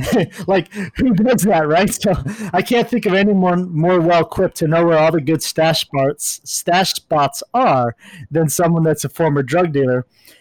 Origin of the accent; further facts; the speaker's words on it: California, United States; I grew up all over, but for a majority, I grew up in Orange County.